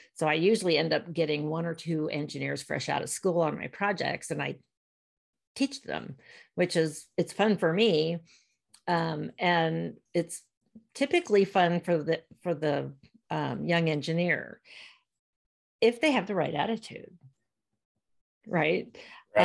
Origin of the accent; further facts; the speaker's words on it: Virginia, United States; moved away as an adult; also born or lived in Portland, Maine / Southern California / Sacramento / San Diego; Born and raised in Virginia